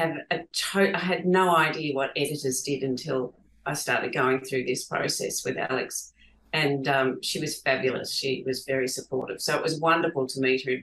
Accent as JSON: {"language": "English", "town": "Geelong", "region": "Victoria", "country": "Australia", "tie": "born or raised there", "said": "my husband and I grew up in Geelong"}